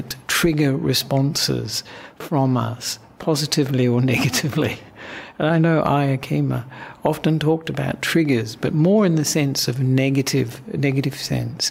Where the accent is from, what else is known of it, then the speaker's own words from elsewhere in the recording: Australia; also born or lived in Sri Lanka / Western Australia; now in Victoria, Australia; I'm an Australian monk